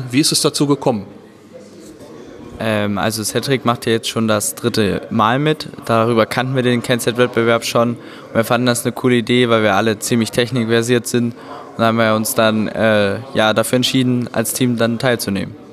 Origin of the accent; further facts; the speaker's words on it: Halle, Saxony-Anhalt, Germany; Äh, wir sind aus Sachsen-Anhalt, Halle-Saale und gehen dort auf eine Schule gemeinsam, und zwar das Elisabeth-Gymnasium.